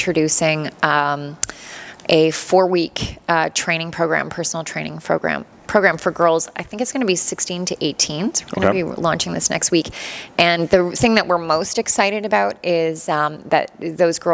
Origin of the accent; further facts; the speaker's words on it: Toronto, Ontario, Canada; moved away as an adult; now in Cambridge, Canada; I'm from Toronto